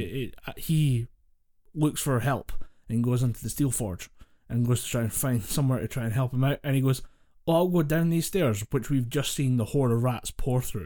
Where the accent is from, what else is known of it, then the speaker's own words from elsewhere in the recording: Scotland, United Kingdom; we're Scottish